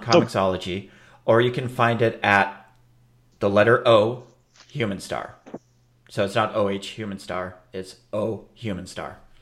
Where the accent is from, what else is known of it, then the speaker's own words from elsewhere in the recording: Minneapolis, Minnesota, United States; my hometown of Minneapolis